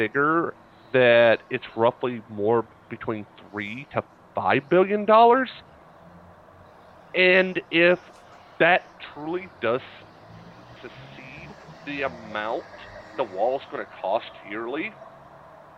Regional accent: Atlanta, Georgia, United States; now in West Virginia, United States; I am from Atlanta, Georgia. I am a city guy

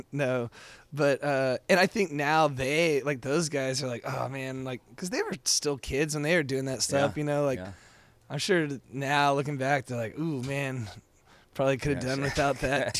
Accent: Texas, United States; I grew up in Texas, and I grew up like fighting the like Texas whale. You know, my mom's from Amarillo, my daddy's from Harlingen, like, you know, Texas, like born and bred.

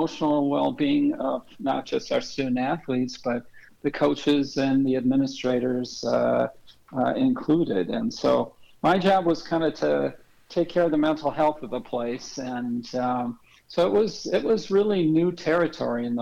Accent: St. Louis Park, Minnesota, United States; moved away as an adult; also born or lived in Wisconsin; I'm originally from Minneapolis and St. Louis Park specifically, went to high school there.

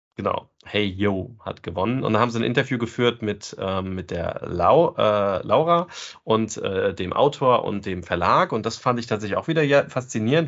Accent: Germany

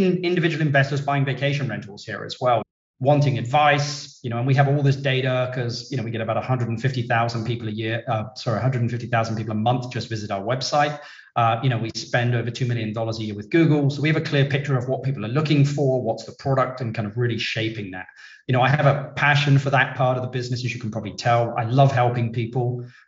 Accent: London, United Kingdom; I'm originally from London, UK. Even now, Brits are asking me, even though they're asking me if I'm from South Africa and Australia

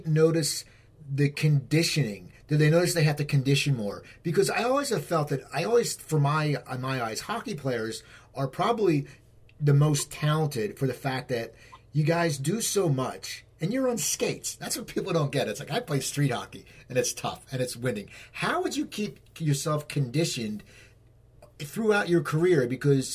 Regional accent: Cherry Hill, New Jersey, United States; I grew up in Cherry Hill

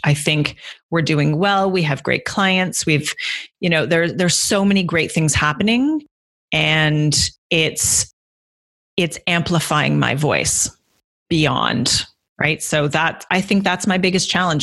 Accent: Guelph, Ontario, Canada; moved away as an adult; also born or lived in London, United Kingdom / Copenhagen, Denmark; now in Toronto, Canada; I'm originally from Guelph, which is about an hour outside of Toronto

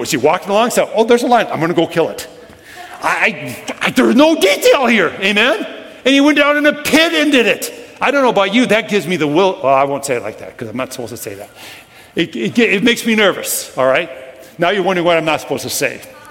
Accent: Brooklyn Park, Minnesota, United States; I grew up in Brooklyn Park. I lived about a quarter mile off the Mississippi River

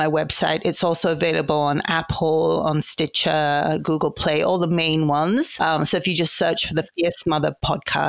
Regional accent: Nigeria; moved away as an adult; also born or lived in London, United Kingdom; now in United States; I was born in London, but I grew up in Nigeria. I went to boarding school in Nigeria, an all-girls boarding school, and it's southeastern part of Nigeria

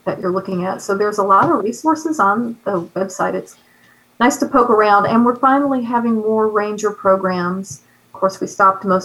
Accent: Smyrna, Georgia, United States; also born or lived in Athens, Georgia; I grew up in, I'm from Smyrna. I went to Campbell High School, and went to college in Athens

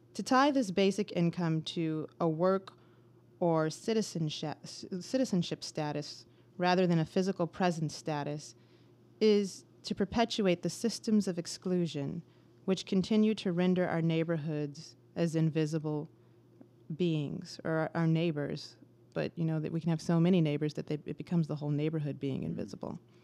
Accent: Bloomfield Township, Michigan, United States; I'm from Bloomfield Township, Michigan

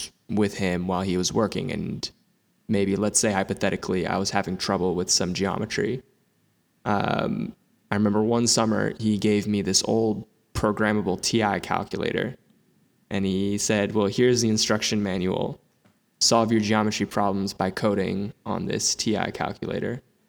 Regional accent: Princeton, New Jersey, United States; Yeah, so Princeton, it's a nice area. Like I'm not gonna front, like, you know, it's a lot of suburbs

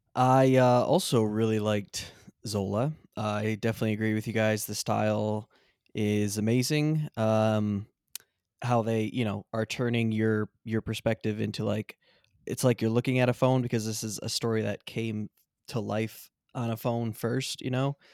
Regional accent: Michigan, United States; we're also from Michigan

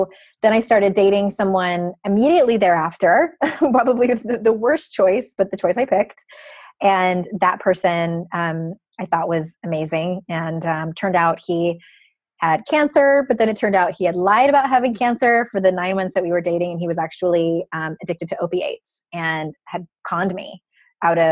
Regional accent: Southern California, United States; I grew up in Southern California

